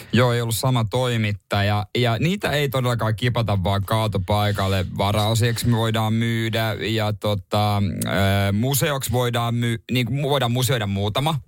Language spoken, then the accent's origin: Finnish; Ostrobothnia, Finland; now in Helsinki capital region, Finland; meillä päin Pohjanmaalle